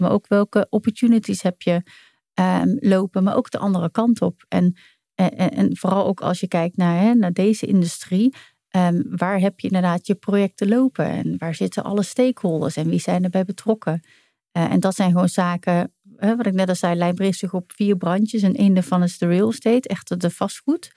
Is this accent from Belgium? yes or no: no; Doorn, Utrecht, Netherlands; geboren getogen in Doorn bij de Utrechtse Heuvelrug.